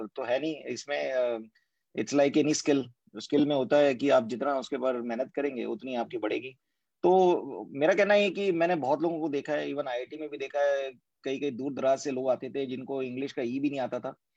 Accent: Bhilai, Chhattisgarh, India; moved away; ये भिलाई जन्मभूमि है और मैं वहाँ पे पला बड़ा हूँ

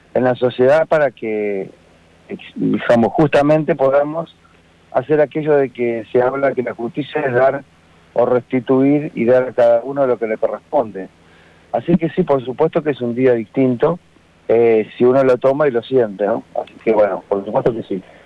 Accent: Gualeguaychú, Entre Ríos, Argentina; moved away as an adult; also born or lived in La Plata / Tres Arroyos; salí de una ciudad que es Entre Ríos, guaychú eh, a estudiar, eh, apoyado por, por, mi familia, con la idea de ser escribano

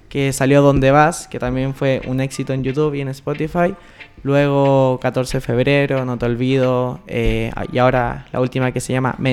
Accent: Chile

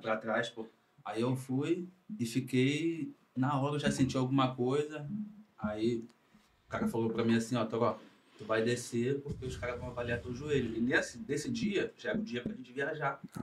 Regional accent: Rio de Janeiro, Brazil; moved away as an adult; also born or lived in Finland; eu comecei no futebol com seis anos de idade. Marabu, Encantado

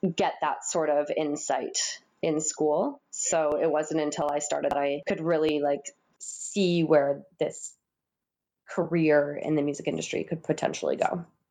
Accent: Windsor, Ontario, Canada; now in Toronto, Canada; I grew up in Windsor, Ontario

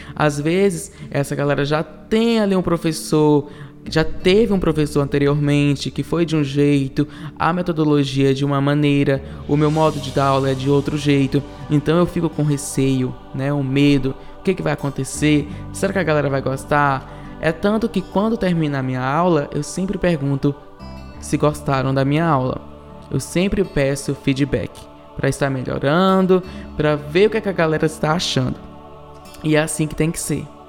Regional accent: Ceará, Brazil; moved away as an adult; now in São Paulo, Brazil; eu vim do Ceará, eu sou do Ceará, estou em São Paulo há 4 anos e 4 meses

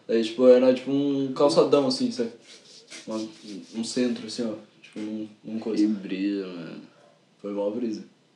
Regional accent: São Paulo, Brazil; eu sou de São Miguel

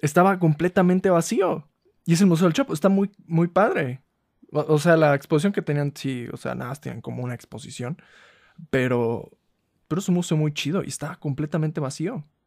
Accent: Ciudad Valles, San Luis Potosí, Mexico; Yo soy de Ciudad Valle, San Luis Potosí

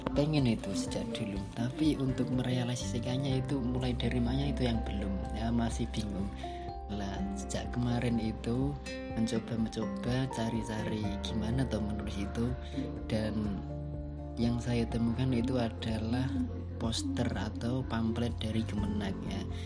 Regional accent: Purwodadi, Central Java, Indonesia; Saya dari Purwodadi

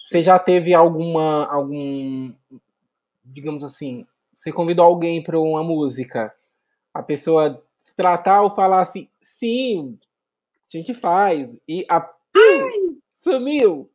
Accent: Vinhedo, São Paulo, Brazil; now in Campinas, Brazil; hoje eu moro em Campinas, mas eu sou de Vinhedo

